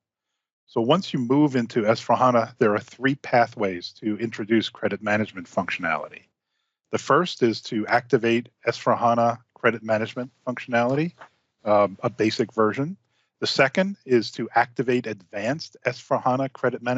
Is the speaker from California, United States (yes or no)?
no; Long Island, New York, United States; moved away; I grew up on Long Island, New York, and was quite familiar with deep sea fishing